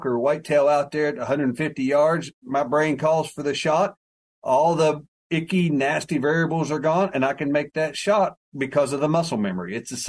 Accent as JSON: {"language": "English", "region": "West Virginia", "country": "United States", "said": "I'm from West Virginia"}